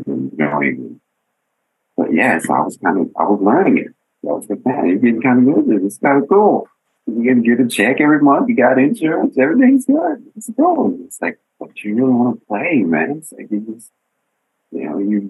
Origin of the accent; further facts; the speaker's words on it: Denver, Colorado, United States; moved away as an adult; I'm from Denver, you know, we didn't really go over people's houses to play